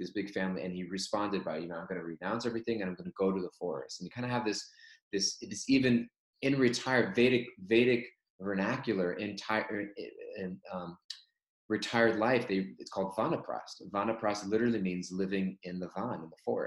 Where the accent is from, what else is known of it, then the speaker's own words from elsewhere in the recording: Southern California, United States; moved away as an adult; now in New York, United States; growing up in Southern California